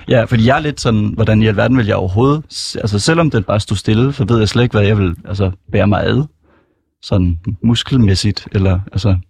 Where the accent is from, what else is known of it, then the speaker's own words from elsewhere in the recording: Copenhagen, Capital Region of Denmark, Denmark; Jeg er fra Sydhavnen, jeg er 24